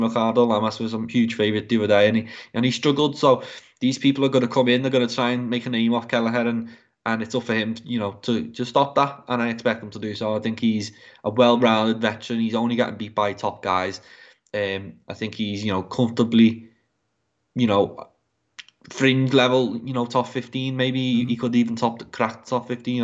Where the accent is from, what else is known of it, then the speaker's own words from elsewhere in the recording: England, United Kingdom; as an Englishman